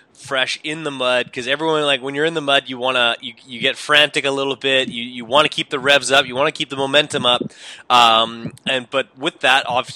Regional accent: Winnipeg, Manitoba, Canada; I'm from Winnipeg.

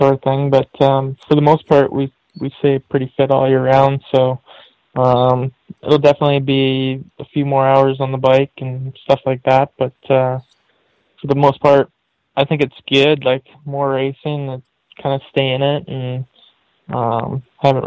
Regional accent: Vancouver, British Columbia, Canada; growing up in Vancouver, BC there

